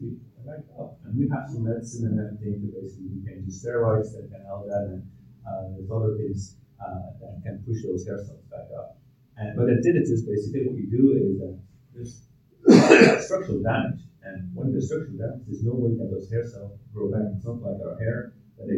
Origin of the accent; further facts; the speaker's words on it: Belgium; now in Ireland; I'm originally from Belgium